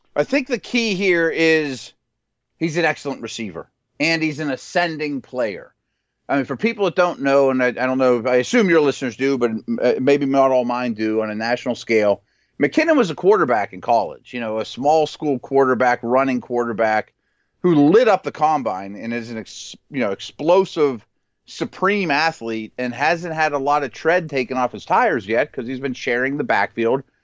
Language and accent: English; Pittsburgh, Pennsylvania, United States; I'm from Pittsburgh, I live in Pittsburgh